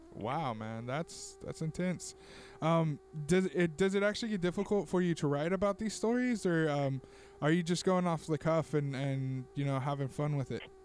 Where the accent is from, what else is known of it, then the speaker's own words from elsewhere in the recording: Tulare, California, United States; here in Tulare, in my hometown